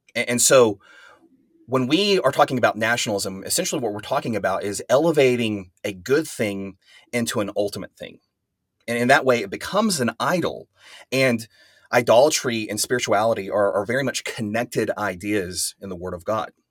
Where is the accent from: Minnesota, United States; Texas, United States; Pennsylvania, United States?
Texas, United States; West; I'm, I'm from West Texas. I live in Amarillo, Texas